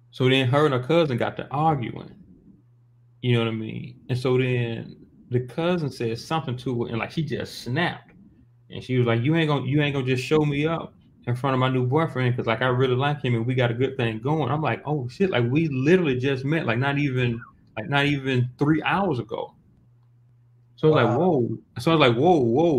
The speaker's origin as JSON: {"language": "English", "town": "Montgomery", "region": "Alabama", "country": "United States", "said": "I'm from Montgomery right there because I'm from like right there where state is."}